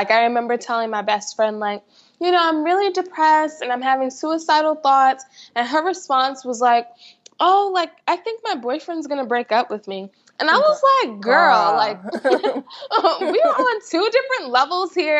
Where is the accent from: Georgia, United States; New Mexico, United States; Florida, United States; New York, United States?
New York, United States; New York City; moved away as an adult; now in Virginia, United States; I grew up in Queens, New York, and I spent the majority of my life there.